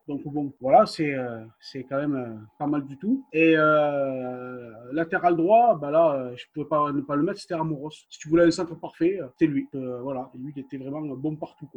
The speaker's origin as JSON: {"language": "French", "town": "Toulouse", "region": "Occitania", "country": "France", "said": "on vient de Toulouse"}